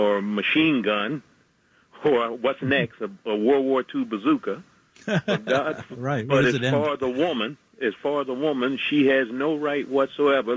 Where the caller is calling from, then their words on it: New York, United States; Calling from Queens, New York